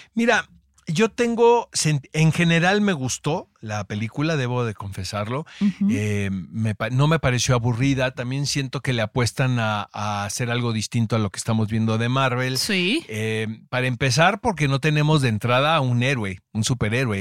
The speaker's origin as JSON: {"language": "Spanish", "country": "Mexico", "said": "como mexicano"}